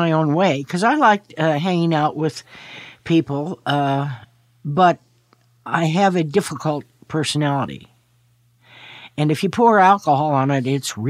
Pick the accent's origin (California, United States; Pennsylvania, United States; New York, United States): California, United States; Palo Alto; also born or lived in Chicago / Los Angeles / San Francisco; I was born in Chicago, came out to L.A. when I was 3, lived here for a year, moved to San Francisco, lived there for about 7 years, moved to Palo Alto, lived there for another 7 years